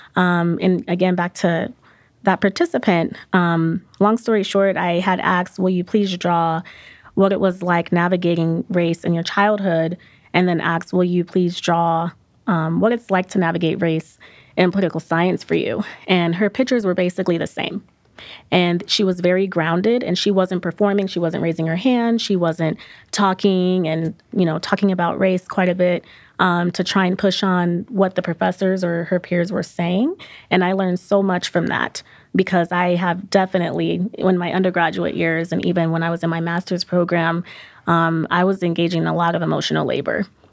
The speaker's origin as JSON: {"language": "English", "town": "Aurora", "region": "Colorado", "country": "United States", "said": "I'm also from Aurora, Colorado"}